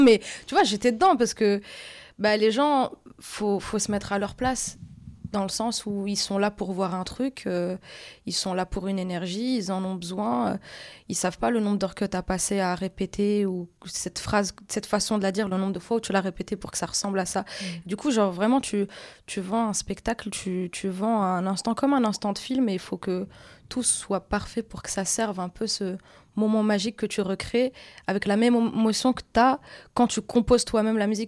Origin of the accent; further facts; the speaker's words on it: Casablanca, Casablanca-Settat, Morocco; moved away; also born or lived in Paris / Belgium; je viens de Casablanca, du coup c'est une assez grosse ville avec beaucoup de taxis